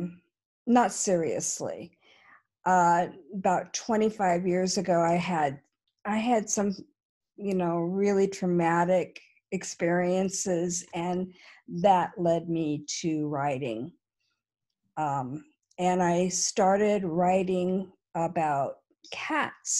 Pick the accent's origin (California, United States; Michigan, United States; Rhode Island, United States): California, United States; San Francisco Bay Area; I was born and raised in the San Francisco Bay Area in California